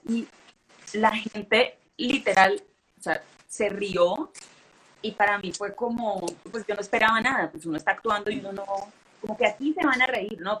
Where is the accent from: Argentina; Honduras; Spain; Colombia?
Colombia; Cali, Valle del Cauca; Yo soy de Colombia, pero pues no soy la típica, sí, colombiana